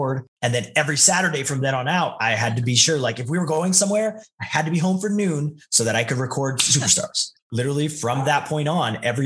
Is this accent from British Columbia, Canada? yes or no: yes; Naramata, British Columbia, Canada; also born or lived in Calgary; we actually lived on the outskirts of Penticton in a tiny, tiny little town called Naramata